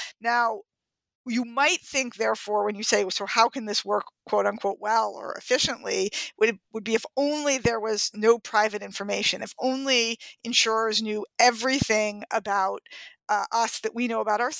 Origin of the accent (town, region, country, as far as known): New York City, New York, United States; born or raised there